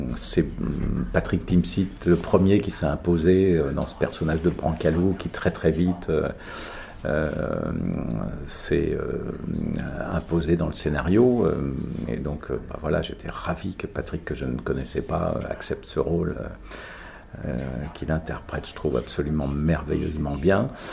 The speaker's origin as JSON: {"language": "French", "area": "Sologne", "region": "Centre-Val de Loire", "country": "France", "said": "chez moi en Sologne"}